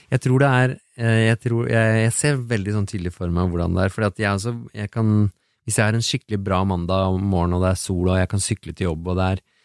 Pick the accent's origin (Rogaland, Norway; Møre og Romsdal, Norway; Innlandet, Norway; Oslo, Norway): Oslo, Norway; also born or lived in Biri; Vi flytta til Oslo fra Biri.